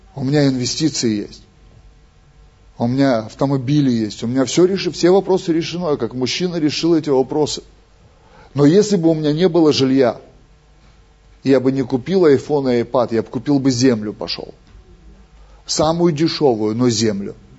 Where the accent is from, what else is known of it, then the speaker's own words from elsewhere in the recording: Russia; Мы же из России